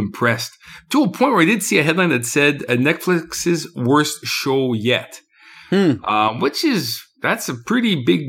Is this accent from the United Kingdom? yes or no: no; Canada; Or I don't know. I'm Canadian.